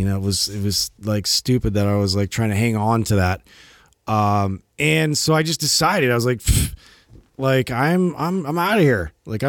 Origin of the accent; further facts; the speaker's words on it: California, United States; we're like from California and like there's no real weather concerns here.